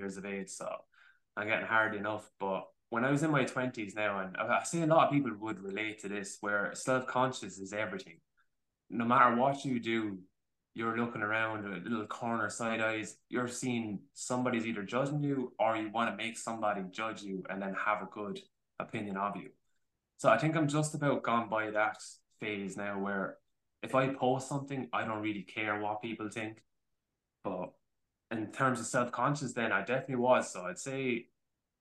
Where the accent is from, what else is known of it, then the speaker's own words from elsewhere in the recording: Ireland; as Irish people